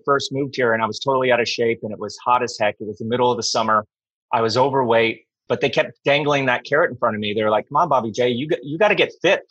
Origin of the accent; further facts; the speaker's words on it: Colorado, United States; first language English; moved away as an adult; also born or lived in Lake Tahoe / Northern California / Europe; I'm from Colorado.